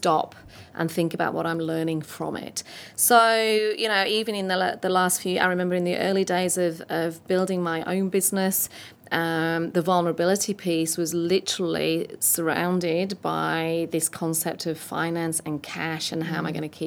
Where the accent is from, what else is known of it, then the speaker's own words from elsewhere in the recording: north of England, United Kingdom; I'm English and north of English and a woman in this space